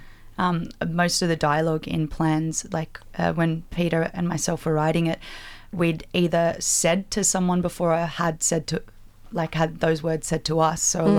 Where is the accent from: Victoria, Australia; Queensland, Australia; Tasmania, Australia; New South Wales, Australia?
New South Wales, Australia; Liverpool; I grew up in near Liverpool